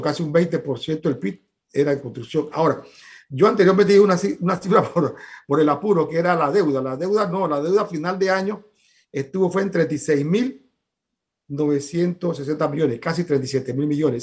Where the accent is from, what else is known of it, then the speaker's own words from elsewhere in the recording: Panama; como panameños